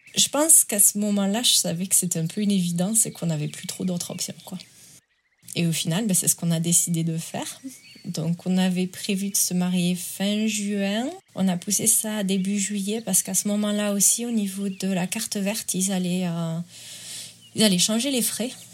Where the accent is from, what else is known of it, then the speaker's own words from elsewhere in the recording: France; accent: accent chantant du sud de la France; now in Asheville, United States; je suis en Caroline du Nord. Et je viens des Pyrénées, en France.